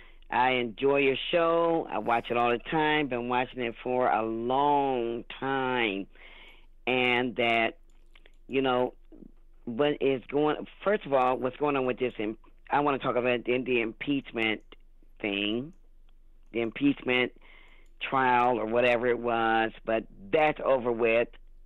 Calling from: Ohio, United States; I'm calling from Ohio.

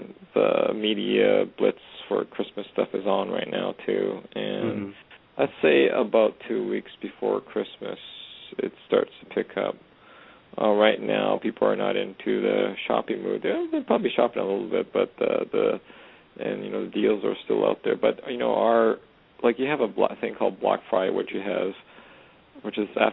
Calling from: Edmonton, Alberta, Canada; I'm calling from way up north in Edmonton, Alberta, Canada

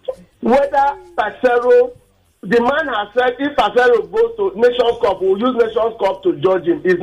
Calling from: Nigeria; I'm calling from Akumojo.

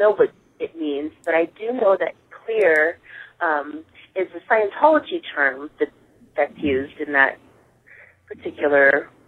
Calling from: Seattle, Washington, United States; I'm calling from Seattle, Washington.

